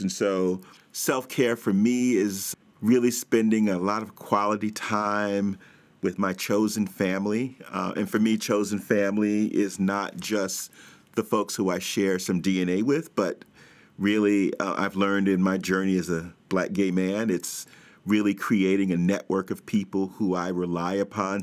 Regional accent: New York City, New York, United States; I'm born and raised in Brooklyn

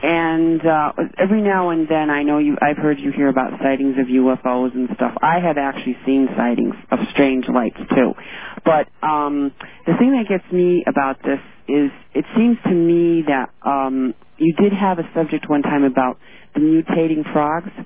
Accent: Westfield, Massachusetts, United States; I'm from Westfield, Massachusetts

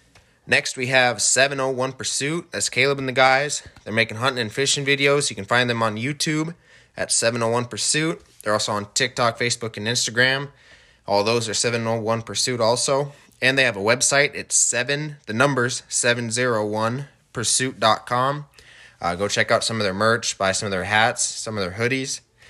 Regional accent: Scobey, Montana, United States; also born or lived in South Dakota; I'm originally from South Dakota. We moved up to the Scobey, Montana area when I was between third and fourth grade. Went there all the way through graduation.

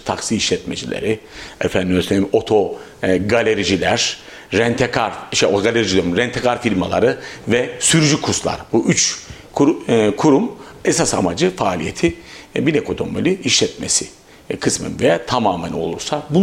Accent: Avanos, Nevşehir, Turkey; born there; now in Kayseri, Turkey; 1969 ee, Nevşehir Avanos doğumluyum.

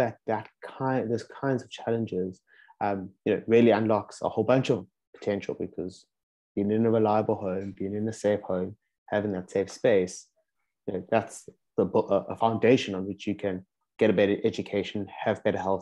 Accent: South Africa; moved away as an adult; now in Amsterdam, Netherlands; also born and raised in South Africa, or in Africa, in my case in South Africa, moved also to Amsterdam about a year and a half ago now

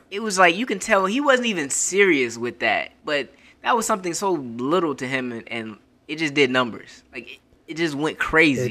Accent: Florida, United States; I'm from Florida

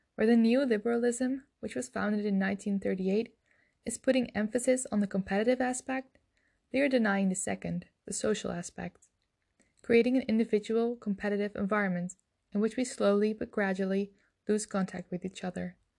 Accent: Netherlands; I'm from the Netherlands

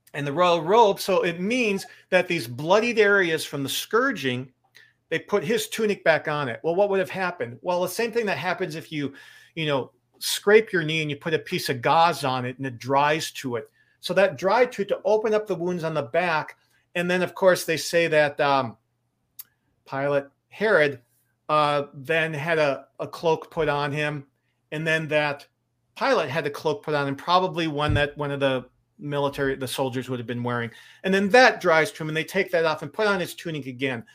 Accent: Lake Michigan, Midwest, United States; I grew up near Lake Michigan

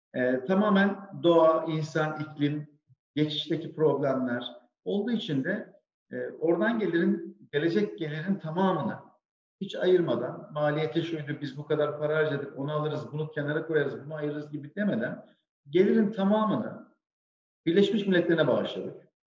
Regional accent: Sivas, Sivas Province, Turkey; moved away as an adult; now in Istanbul, Turkey; ben 1980 Sivas doğumluyum. Ee, ilk orta ve lise öğrenimi Sivas'ta gerçekleştirdim. Daha sonra üniversiteyle birlikte e, İstanbul'a geldim.

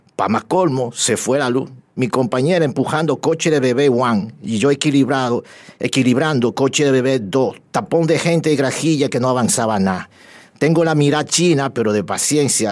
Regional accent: Dominican Republic; casi toda mi vida la he vivido aquí y me siento dominicano

